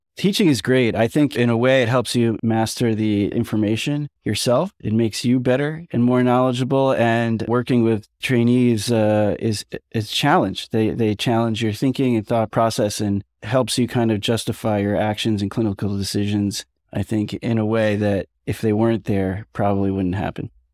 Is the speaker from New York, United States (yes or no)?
yes; New York, United States; I'm from New York